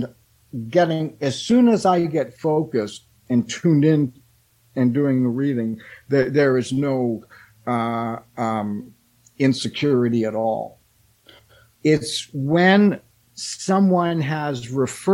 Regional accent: Canada; I'm a Canadian

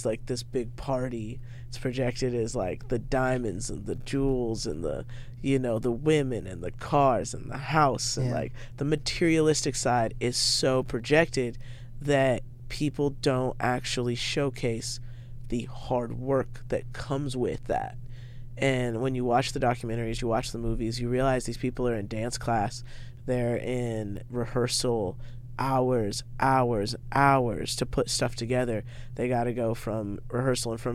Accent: Spokane, Washington, United States; I grew up in Spokane, Washington

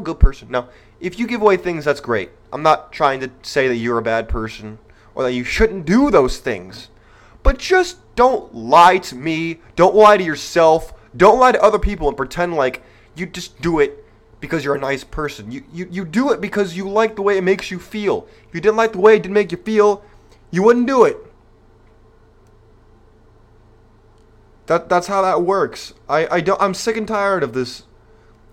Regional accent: California, United States; That's my home state

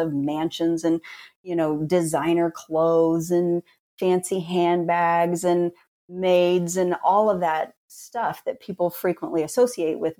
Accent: rural Indiana, United States; also born or lived in Kentucky; I was born in Kentucky and grew up in rural Indiana

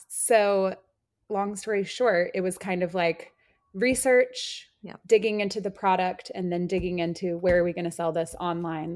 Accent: Austin, Texas, United States; I grew up in Austin, Texas.

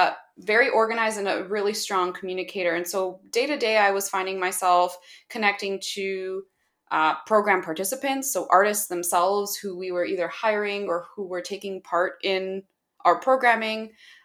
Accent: Toronto, Ontario, Canada; I'm from Toronto, Canada, and I'm currently pursuing my MBA at the Schulich School of Business at York University in Toronto.

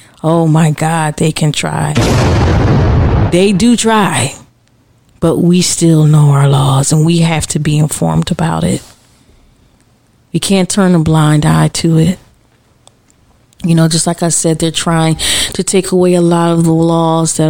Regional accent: United States; as a mother, as an American, as a citizen, as a Black American

